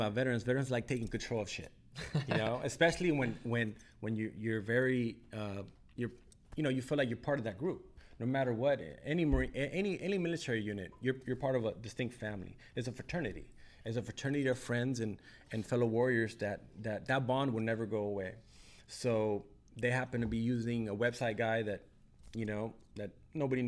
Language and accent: English; Downey, California, United States; I grew up in Downey. I went to elementary school, middle school, high school